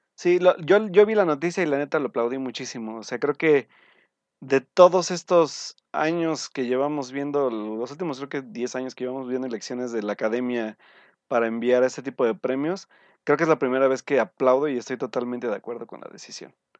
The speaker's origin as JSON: {"language": "Spanish", "country": "Mexico", "said": "como mexicanos"}